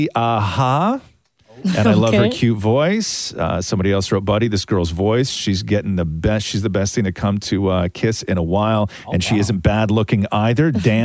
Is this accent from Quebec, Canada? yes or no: yes; Montreal, Quebec, Canada; when I was growing up in Montreal